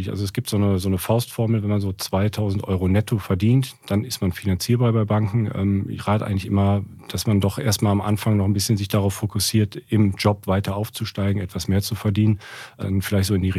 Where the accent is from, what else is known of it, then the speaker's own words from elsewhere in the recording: Cologne, North Rhine-Westphalia, Germany; also born or lived in Frankfurt; Ich habe angefangen 2007 in Köln bin auch Kölner, komm, komm daher, das ist so also mein Herzblut